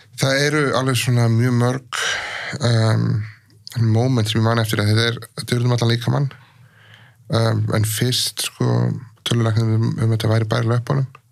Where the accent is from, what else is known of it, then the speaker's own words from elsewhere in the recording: Iceland; ólst upp á Íslandi